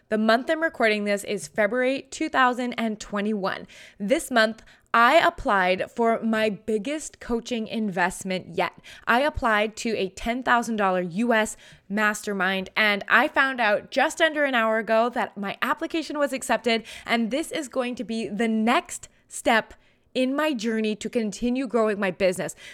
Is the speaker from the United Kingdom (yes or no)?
no; Canada; I'm a Canadian.